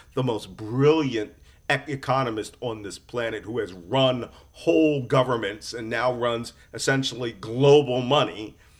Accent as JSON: {"language": "English", "town": "Philadelphia", "region": "Pennsylvania", "country": "United States", "tie": "born or raised there", "said": "I was born in Philadelphia"}